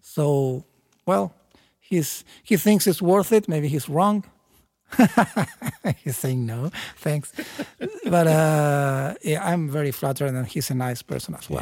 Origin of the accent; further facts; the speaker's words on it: Chile; I'm from South America. Uh, Chile is not a tropical country at all